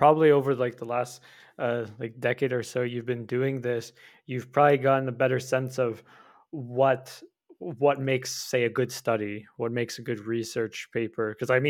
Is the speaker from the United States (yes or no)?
no; Canada; So like I'm from Canada, it is very cold even right now